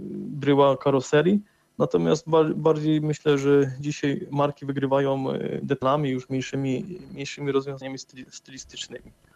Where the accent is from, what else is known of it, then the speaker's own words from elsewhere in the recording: Poland; Pracuję na granicy polsko-czeskiej, y, skąd pochodzę.